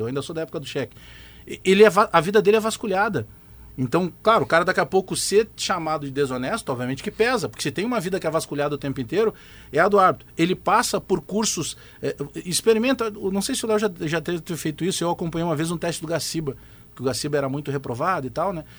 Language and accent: Portuguese; Brazil; nós que somos brasileiros e falamos português